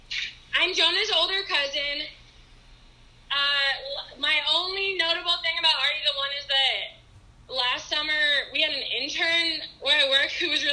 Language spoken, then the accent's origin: English; California, United States; now in Chicago, United States; I'm from California, but I live in Chicago.